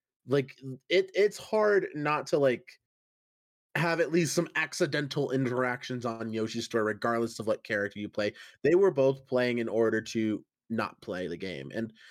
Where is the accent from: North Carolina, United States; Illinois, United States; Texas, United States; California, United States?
Texas, United States; I'm from the Midwest. I'm also originally from Texas.